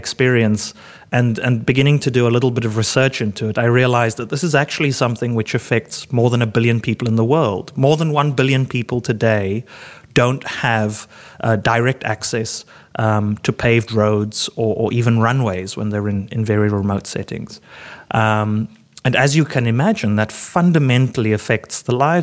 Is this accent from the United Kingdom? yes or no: no; Cape Town, Western Cape, South Africa; growing up in Cape Town